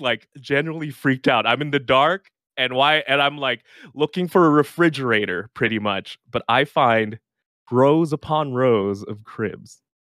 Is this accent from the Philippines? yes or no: yes; Philippines; I'm from the Philippines